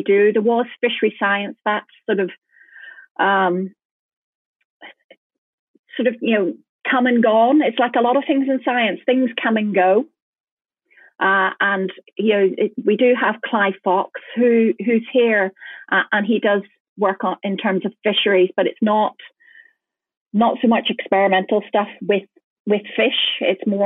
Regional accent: Northern Ireland, United Kingdom; moved away as an adult; now in Oban, United Kingdom; I'm originally from Northern Ireland

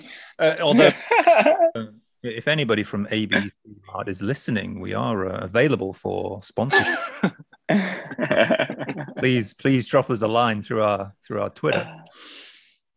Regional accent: United Kingdom; now in Japan; I'm British

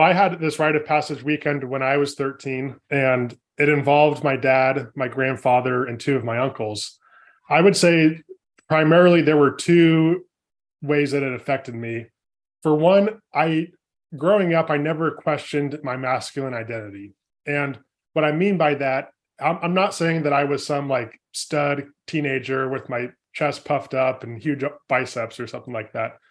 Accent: California, United States; born and raised in California, I come from a family of four boys

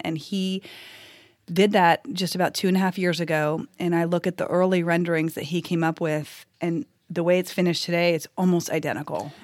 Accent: California, United States; moved away as an adult; now in Nashville, United States; I'm originally from California. My husband and I moved here just about seven years ago

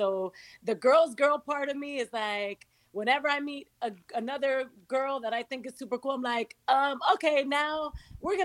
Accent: New York City, New York, United States; also born or lived in Santo Domingo, Dominican Republic / Miami; I was born in Dominican Republic in Santo Domingo, moved to New York at 2 years old when my parents decided to go back to New York, and grew up in Queens

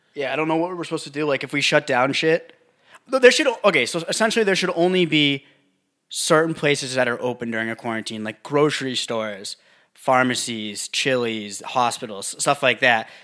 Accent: United States; I'm American

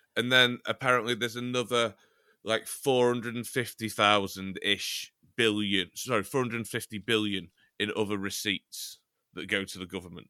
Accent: Chester, North West England, United Kingdom; I'm from Chester

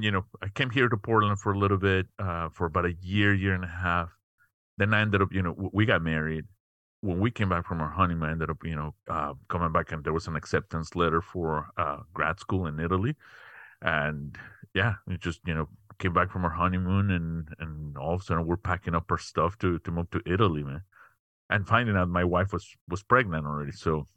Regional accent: Mexico City, Mexico; moved away as an adult; now in United States; was born and raised in Mexico City. Came to the U.S. quite a while ago. To get my undergrad.

